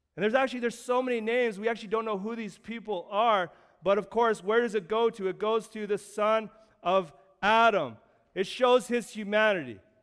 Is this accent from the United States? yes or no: no; Canada